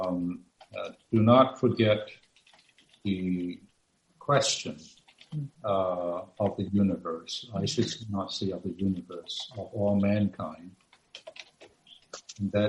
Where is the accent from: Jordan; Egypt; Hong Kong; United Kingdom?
Hong Kong; We're both from Hong Kong